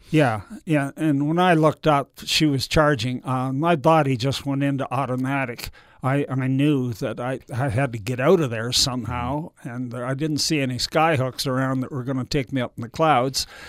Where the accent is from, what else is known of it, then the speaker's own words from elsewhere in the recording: Canada; moved away; being Canadian, I thought I might move back there.